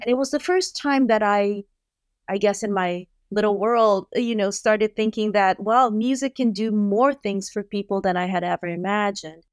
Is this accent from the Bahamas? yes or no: no; Brazil; moved away; I grew up in Brazil